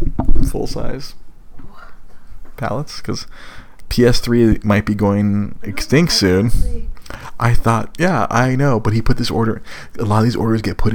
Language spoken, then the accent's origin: English; Los Angeles, California, United States; accent: valley girl; moved away; I'm from Los Angeles